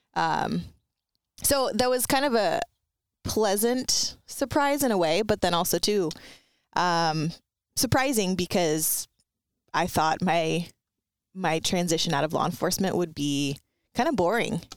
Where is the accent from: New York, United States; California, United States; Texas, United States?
California, United States; Ventura; I grew up in Ventura County, and it's not really rural, um, and it's, it's kind of more like a beach, um, city, uh, where I grew up, it was the city of Ventura.